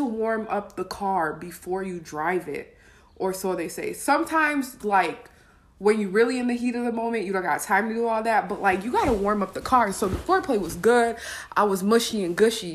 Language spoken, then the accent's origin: English; Wisconsin, United States; I'm from Wisconsin